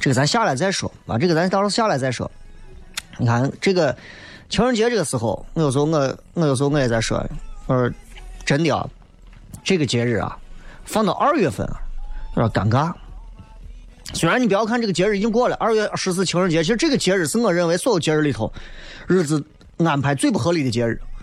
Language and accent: Chinese; Xi'an, Shaanxi, China; 咱毕竟是新安人